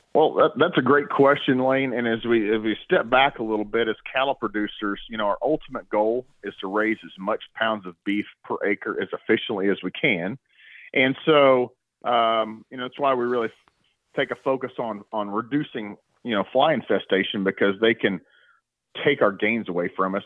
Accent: Stillwater, Oklahoma, United States; I was born and raised in Stillwater, Oklahoma

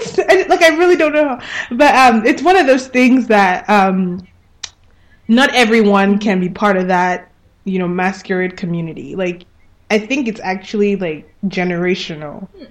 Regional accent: Lagos, Nigeria; moved away; also born or lived in Anambra State; I'm from Anambra State, which is in the southeast, um, I grew up in Lagos.

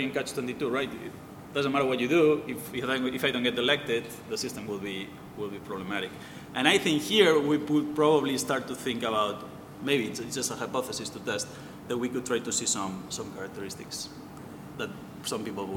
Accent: Barcelona, Catalonia, Spain; I'm from Barcelona

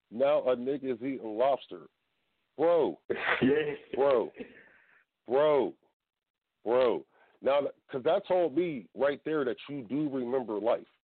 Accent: Tampa, Florida, United States; now in Atlanta, United States; I'm from Tampa. Born and raised.

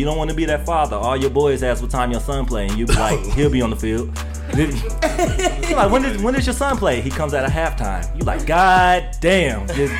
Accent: Ohio, United States; moved away as an adult; now in Atlanta, United States; I'm from Ohio

